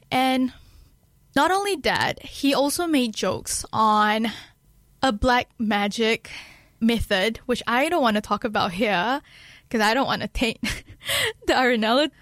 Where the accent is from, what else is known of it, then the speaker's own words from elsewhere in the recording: Kedah, Malaysia; now in Dunedin, New Zealand; my hometown in Malaysia, uh, Kedah